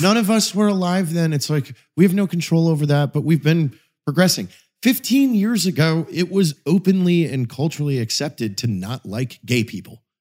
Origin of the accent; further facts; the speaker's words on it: Pacific Northwest, United States; grew up in the Pacific Northwest